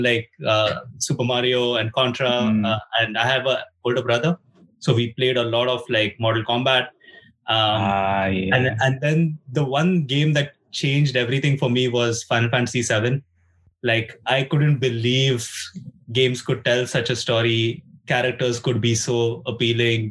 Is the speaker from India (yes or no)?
yes; India; moved away as an adult; now in Finland; I'm from India